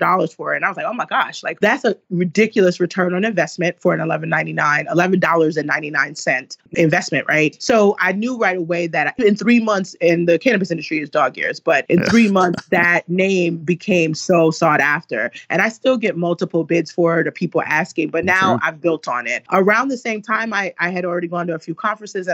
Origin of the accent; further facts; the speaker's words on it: New York City, New York, United States; moved away; also born or lived in Woodbury, Minnesota; growing up in East New York, Brooklyn